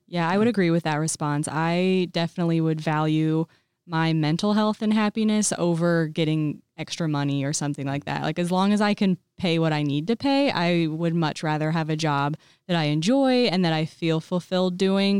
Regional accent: Colfax, Illinois, United States; now in Bloomington, United States; I grew up in Colfax

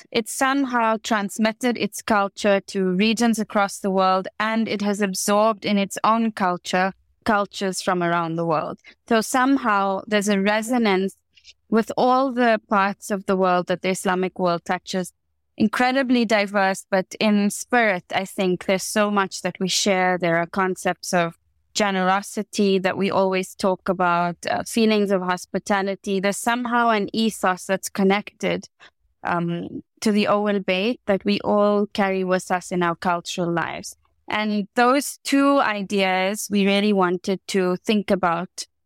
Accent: South Africa; growing up in the Rainbow Nation

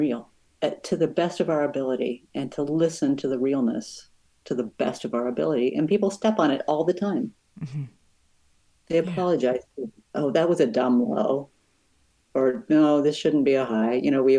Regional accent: Brazil; I'm from Brazil.

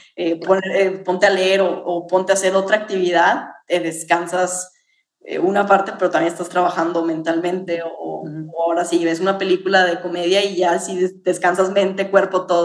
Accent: Mexico; como mexicanos

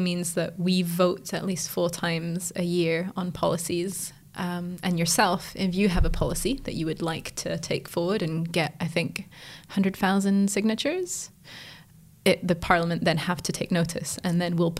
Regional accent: Switzerland; now in Edinburgh, United Kingdom; I grew up in Switzerland.

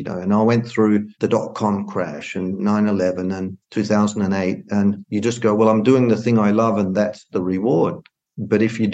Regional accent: Australia; moved away as an adult; also born or lived in Arizona / Illinois; now in Sonoma County, United States; I was brought up on vineyards in Australia

